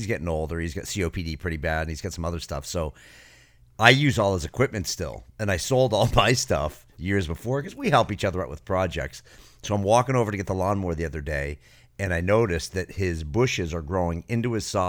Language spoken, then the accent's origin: English; New England, United States; I grew up building houses in New England.